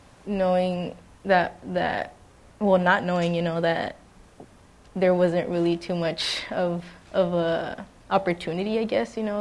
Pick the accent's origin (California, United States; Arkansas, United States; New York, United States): California, United States; Los Angeles; now in San Diego, United States; I grew up in a very chaotic home. It was a lot of abuse in my family, and I'm actually from Los Angeles, California.